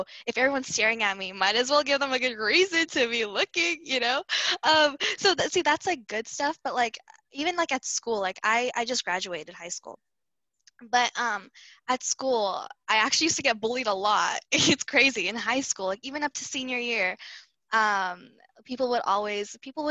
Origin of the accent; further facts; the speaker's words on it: United States; But we also have one foot in being American